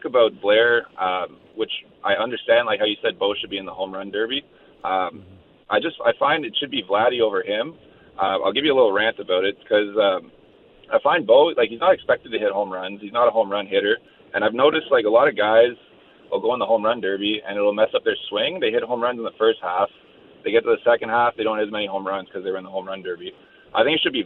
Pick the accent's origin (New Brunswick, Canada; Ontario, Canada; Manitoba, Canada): Ontario, Canada; Ottawa; I'm from Ottawa.